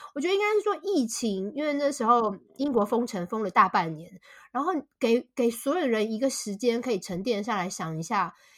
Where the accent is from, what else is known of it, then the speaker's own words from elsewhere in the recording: Taipei, Taiwan; moved away as an adult; also born or lived in Shanghai, China; now in United Kingdom; 我是土生土长的台北人，我从来没有住过台北以外的地方